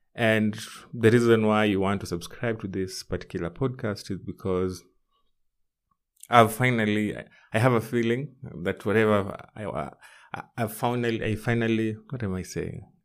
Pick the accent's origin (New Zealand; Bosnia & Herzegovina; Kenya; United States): Kenya; my home country, which is Kenya.